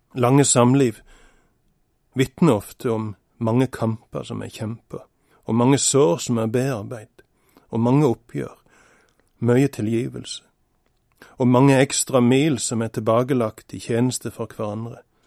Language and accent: Norwegian; Norway; Bestemor mi bodde i andre etasje hjemme på Vatland da jeg var liten.